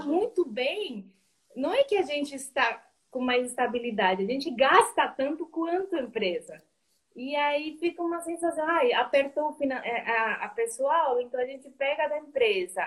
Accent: Colombia; Portuguese is a second language; moved away as an adult; now in Brazil; Eu sou colombiana, eu moro no Brasil faz uns 3, 14, 15 anos

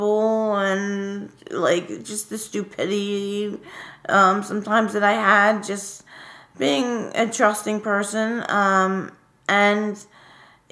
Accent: Philadelphia, Pennsylvania, United States; I am from Fairmount. I've moved around a lot, my family, but for the majority of my childhood, I was in Fairmount.

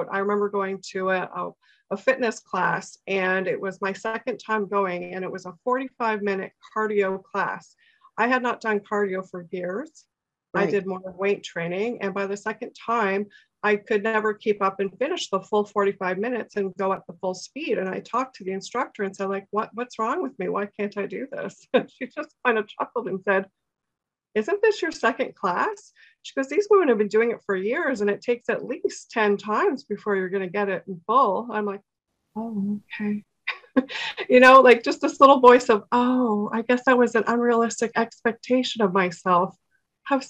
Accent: Toronto, Ontario, Canada; moved away as an adult; now in Barrie, Canada; I'm originally from Toronto and I moved up into the Barrie area about 10 years ago

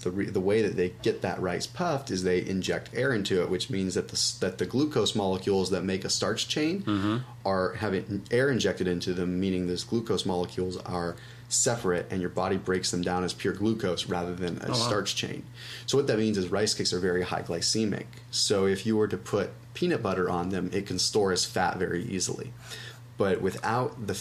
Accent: Sonoma, California, United States; I'm from Sonoma

